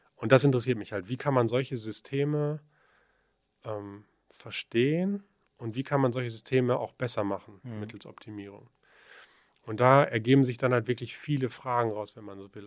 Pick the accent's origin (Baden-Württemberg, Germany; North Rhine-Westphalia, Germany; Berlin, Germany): North Rhine-Westphalia, Germany; the Paderborn region; also born or lived in Aachen; ich komme ja aus der Region